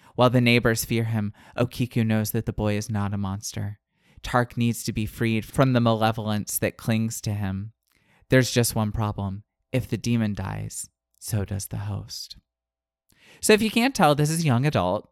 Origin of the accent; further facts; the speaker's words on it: Florida, United States; I'm from the Panhandle